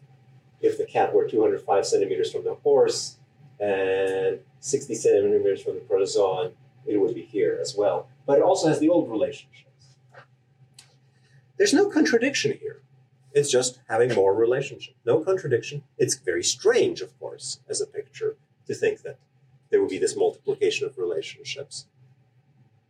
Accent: Canada; I'm Canadian

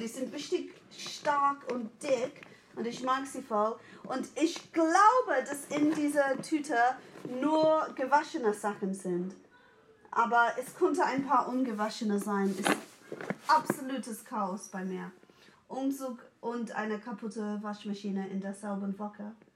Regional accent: England, United Kingdom; German is a second language; moved away; bin 1980 geboren und in England in den 80ern

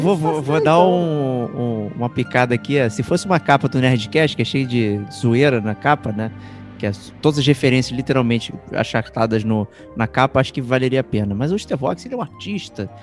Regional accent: Brazil; Eu sou brasileiro

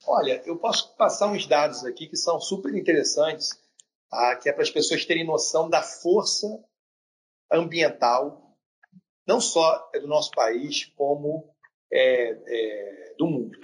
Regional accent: Rio de Janeiro, Brazil; Eu sou da região sudeste, sou do Rio de Janeiro

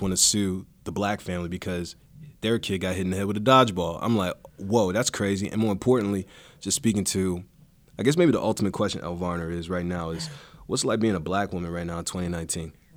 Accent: East Coast, United States; growing up on the East Coast

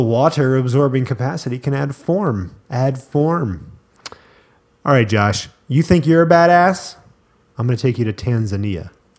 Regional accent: Richmond, Virginia, United States; born there; I was born in Richmond, Virginia.

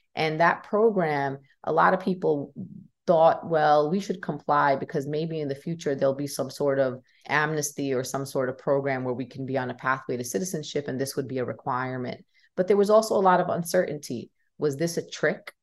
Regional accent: New York City, New York, United States; I was born and raised in Brooklyn, New York

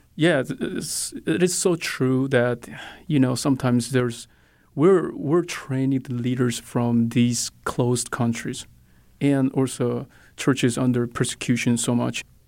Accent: South Korea; moved away as an adult; now in United States; I'm originally from South Korea. Uh, I grew up in Christian home in South Korea

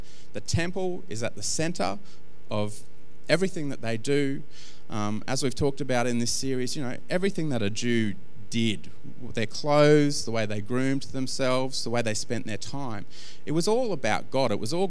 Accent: Australia; Jono, I'm Australian. People have been shoving those things, you know, into my mouth at any given moment for the whole of my life. In fact, I think premature babies in this country get

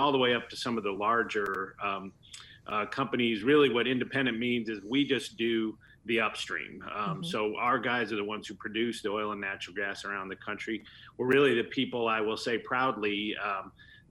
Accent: Denver, Colorado, United States; moved away as an adult; now in Washington, United States; I'm originally from Colorado, so have energy, grew up in Denver

